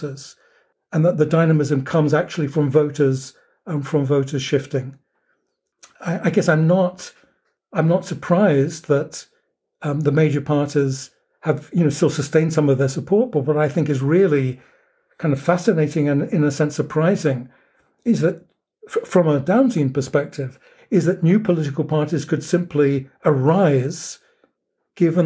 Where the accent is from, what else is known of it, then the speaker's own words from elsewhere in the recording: United Kingdom; moved away as an adult; now in United States; as a Brit coming to the United States